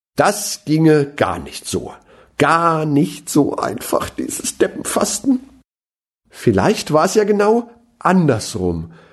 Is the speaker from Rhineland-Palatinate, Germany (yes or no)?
yes; Mainz, Rhineland-Palatinate, Germany; als Mainzer